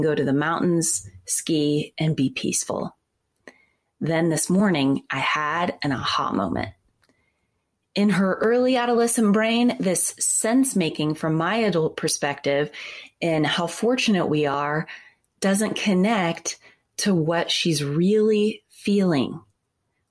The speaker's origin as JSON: {"language": "English", "region": "Midwest", "country": "United States", "tie": "born or raised there", "said": "an 11-year-old growing up in the Midwest"}